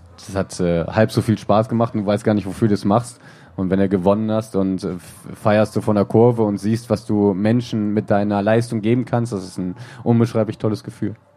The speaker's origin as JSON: {"language": "German", "country": "Germany", "tie": "born or raised there", "said": "hier im Westen, bin ein Kind des Westens"}